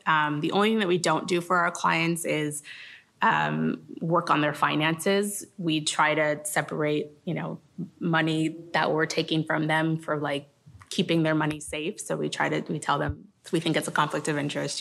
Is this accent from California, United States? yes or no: yes; Los Angeles, California, United States; I was from Los Angeles